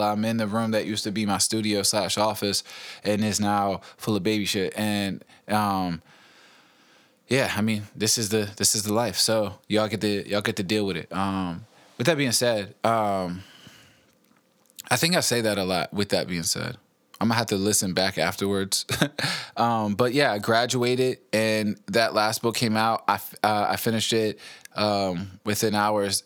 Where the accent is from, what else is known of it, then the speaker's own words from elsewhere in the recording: East End, Henrico, Virginia, United States; also born or lived in West End, Henrico; I grew up in the East End, Henrico, which is, like, uh, you know, kinda ghetto.